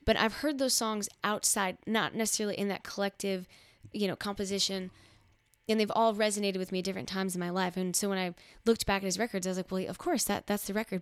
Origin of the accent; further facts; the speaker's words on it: Midwest, United States; I come from the Midwest